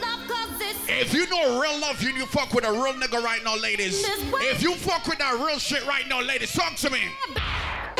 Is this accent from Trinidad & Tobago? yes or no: yes; Trinidad & Tobago; I'm from Trinidad.